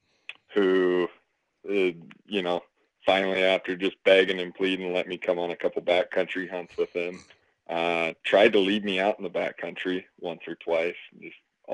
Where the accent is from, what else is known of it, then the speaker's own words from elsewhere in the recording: Des Moines, Iowa, United States; moved away as an adult; now in Salt Lake City, United States; I'm from Des Moines, Iowa originally. And about 6 years ago, right when I was getting out of college, I made the choice to move out to Salt Lake City.